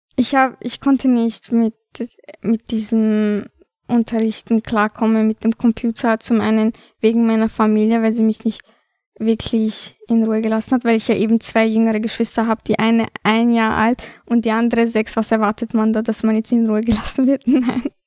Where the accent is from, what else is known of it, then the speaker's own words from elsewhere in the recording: Vienna, Austria; Ich bin hier geboren und dennoch kommt es mir manchmal so vor, als ob ich mich ähm, wie eine Albanerin fühle